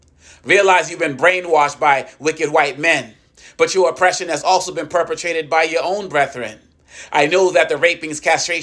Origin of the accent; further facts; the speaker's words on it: Boston, Massachusetts, United States; growing up, most of the bullying that I received as a child growing up in Boston, Massachusetts, came from African-Americans.